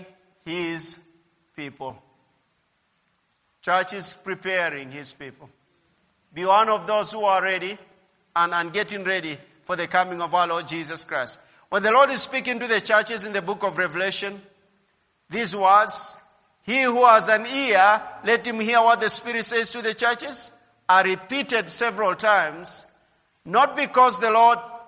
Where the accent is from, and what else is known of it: Kenya